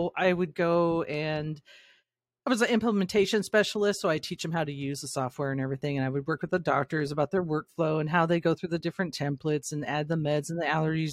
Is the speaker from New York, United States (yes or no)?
no; Shasta, Northern California, United States; I grew up in Shasta